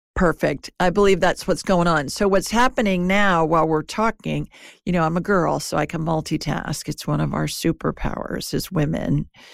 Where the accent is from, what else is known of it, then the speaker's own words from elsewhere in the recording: Ohio, United States; I grew up in Ohio